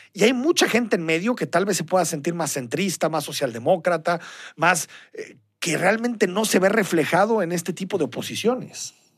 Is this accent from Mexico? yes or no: yes; Mexico; como mexicanos nos debería, nos debería interesar